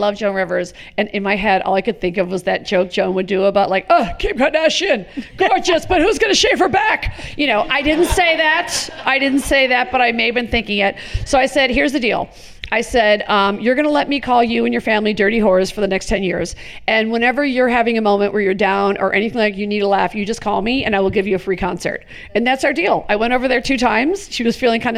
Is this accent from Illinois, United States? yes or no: yes; Chicago, Illinois, United States; I grew up in Richard Daley, Chicago